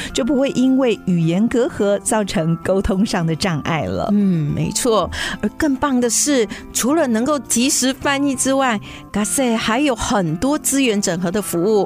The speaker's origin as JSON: {"language": "Chinese", "country": "Taiwan", "accent": "Taiwanese indigenous", "said": "我原住民的口音"}